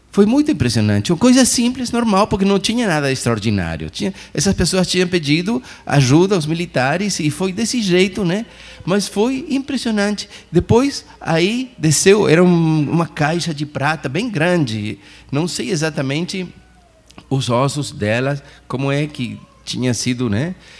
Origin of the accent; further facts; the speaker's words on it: Chile; moved away; also born or lived in Argentina; eu sou do Chile, mas pertenço a uma diocese de Argentina